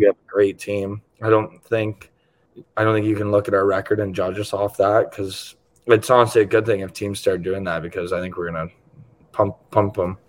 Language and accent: English; Toronto, Ontario, Canada; I'm from Toronto, like you said, so it's like people live and die by the sword for the Leafs